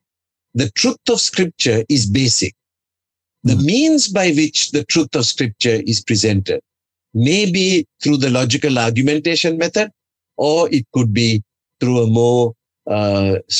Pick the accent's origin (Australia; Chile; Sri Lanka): Sri Lanka; English is a second language; My worship is in Sri Lanka, in our language